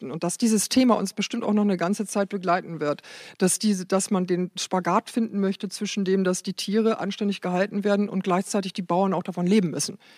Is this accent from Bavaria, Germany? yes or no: no; Lower Saxony, Germany; weil ich ja hinterm Deich groß geworden bin in Friesland